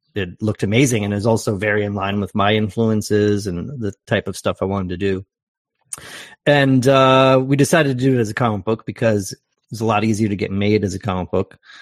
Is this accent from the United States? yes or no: yes; Canton, Ohio, United States; also born or lived in Portland, Oregon; now in Canada; I'm from Canton, Ohio, originally